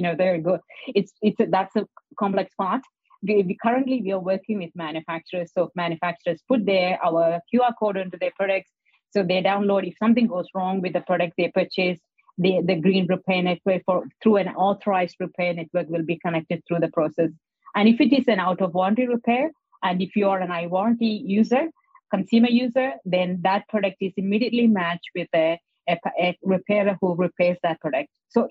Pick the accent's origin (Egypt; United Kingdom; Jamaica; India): India; So I came from India, so I'm normally all the corner shop, there'll be a repairer.